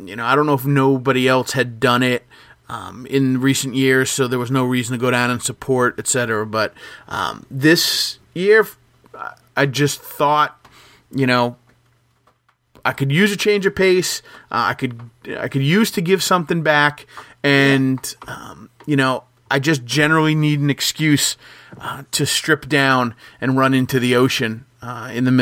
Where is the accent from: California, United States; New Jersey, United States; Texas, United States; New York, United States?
New Jersey, United States; Jackson; moved away as an adult; now in Long Branch, United States; I grew up in Jackson.